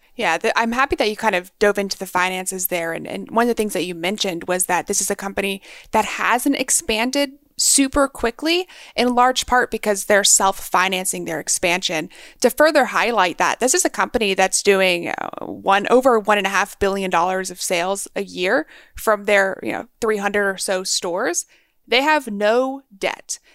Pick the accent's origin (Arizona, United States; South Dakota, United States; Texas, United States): Texas, United States; now in Maryland, United States; I was raised in Texas